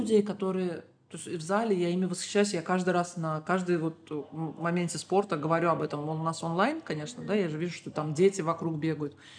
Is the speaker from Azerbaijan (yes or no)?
yes; Baku, Azerbaijan; Я всегда говорю бизимкеляр и имею в виду людей с Азербайджана